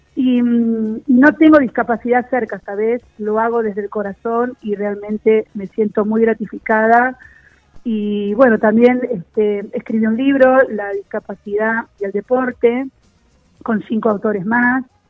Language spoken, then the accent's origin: Spanish; Buenos Aires, Argentina; yo nací acá en Villurquiza